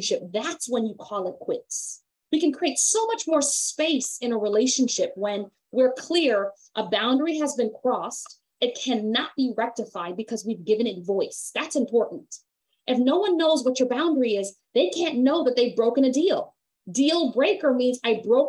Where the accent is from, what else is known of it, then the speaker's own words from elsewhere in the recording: Jamaica; me as a Jamaican woman